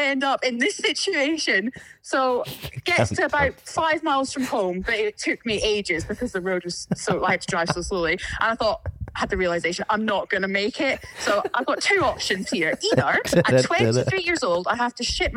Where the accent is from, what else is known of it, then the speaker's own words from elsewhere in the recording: Tobermory, Scotland, United Kingdom; accent: Scottish; moved away; I grew up just outside of Tobermory, like the north end of the island. So a place called Glengorm.